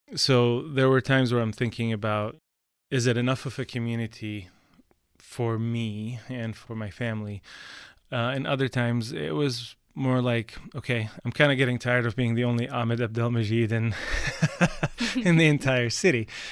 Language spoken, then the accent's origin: English; Qatar; also born or lived in Canada; now in United States; all five of us, my two sisters and my two brothers and I, were all born and raised in Qatar.